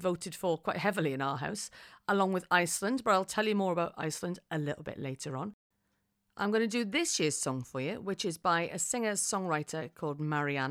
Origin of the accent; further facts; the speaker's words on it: Wales, United Kingdom; I am from Wales, and we've got a word in Wales, which is hiraeth